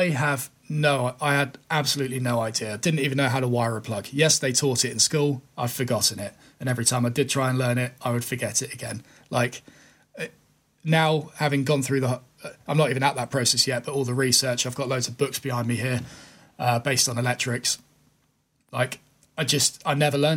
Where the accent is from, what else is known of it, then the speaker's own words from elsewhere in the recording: United Kingdom; as a Brit